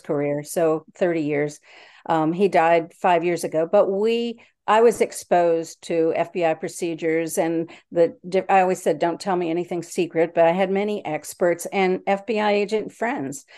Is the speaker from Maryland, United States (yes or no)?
yes; DC suburbs, Maryland, United States; now in Yorktown, United States; I grew up in Maryland in the D C suburbs.